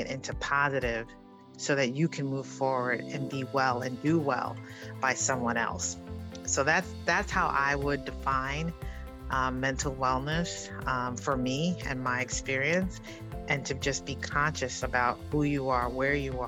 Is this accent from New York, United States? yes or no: yes; New York City, New York, United States; growing up in the South Bronx in Harlem